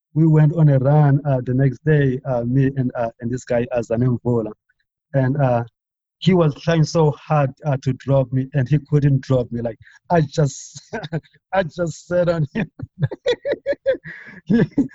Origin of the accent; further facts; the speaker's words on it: near Port Alfred, Eastern Cape, South Africa; moved away as an adult; also born or lived in Oklahoma, United States; now in Albuquerque, United States; another town close to my hometown in Port Alfred